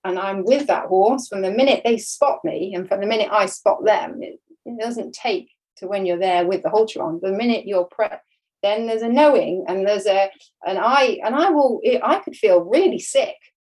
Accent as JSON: {"language": "English", "area": "about 4 hours east of Devon", "region": "England", "country": "United Kingdom", "tie": "born or raised there", "moved": "yes", "lives_now": "Devon, United Kingdom", "said": "I grew up about 4 hours east of here"}